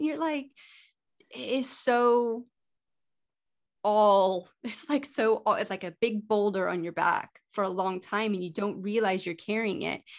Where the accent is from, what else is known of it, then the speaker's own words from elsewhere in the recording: Colorado, United States; I was born in Colorado